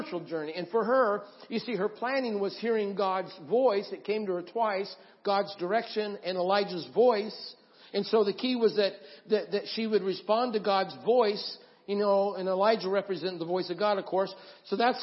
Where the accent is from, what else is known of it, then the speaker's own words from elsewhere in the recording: Idaho, United States; I grew up in Idaho, and I've been around the mountains